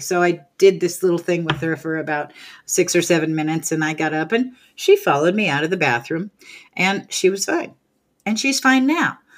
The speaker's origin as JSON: {"language": "English", "region": "California", "country": "United States", "tie": "born or raised there", "moved": "yes", "said": "I grew up in California"}